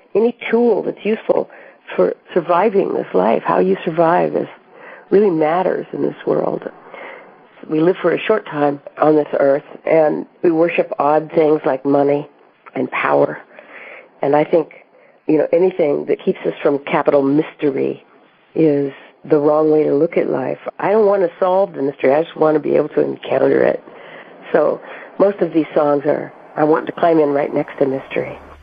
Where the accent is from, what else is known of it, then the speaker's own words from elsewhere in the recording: Colorado, United States; as a child growing up in Colorado